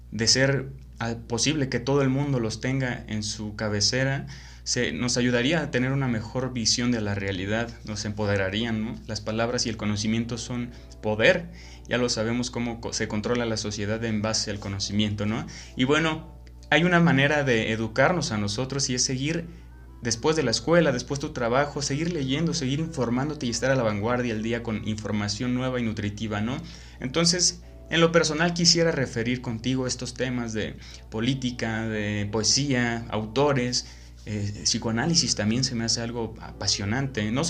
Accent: Mexico; bueno, yo soy de México y mi sociedad lee muy poquito, la verdad.

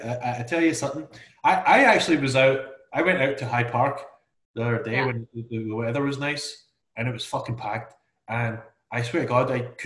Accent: Scotland, United Kingdom

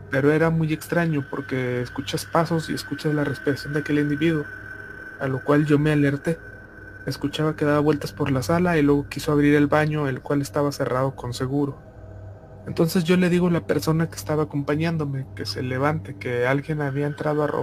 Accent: Ica, Peru; Un día me fui de viaje a una provincia de mi tierra natal, que es la ciudad de Ica, en Perú.

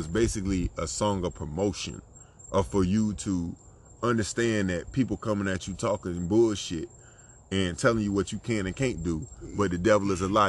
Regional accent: Florida, United States; I'm from Florida. One of the albums I grew up on was Port of Miami.

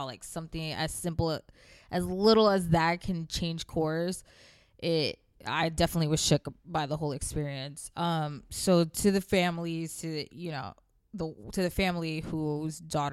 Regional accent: the South, United States; now in New York, United States; I moved far away from the South because it was boring to me as an adolescent

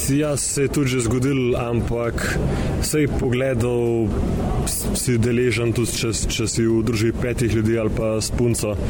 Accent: Slovenia; smo rojeni in živimo v Sloveniji

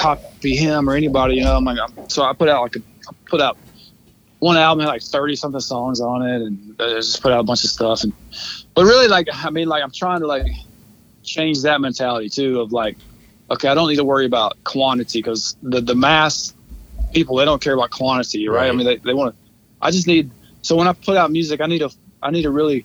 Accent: Carrollton, United States; I grew up in Carrollton

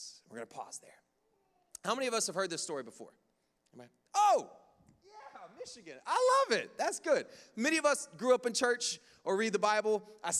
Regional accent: Jamaica; Again, I come from Jamaica, so they'll shout me down.

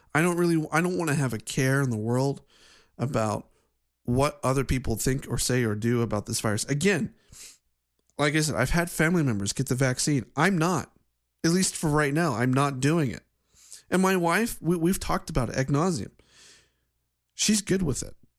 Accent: Ohio, United States; my home state of Ohio

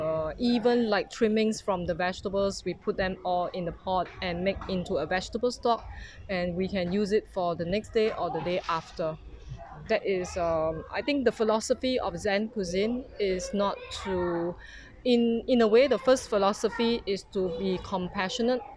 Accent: Singapore; from Singapore

